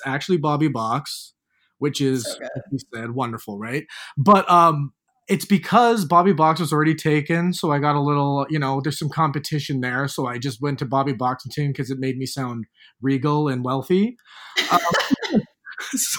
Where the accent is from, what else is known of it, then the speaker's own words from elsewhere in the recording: Hamilton, Ontario, Canada; now in Toronto, Canada; when I was back in Hamilton, my hometown, I hated it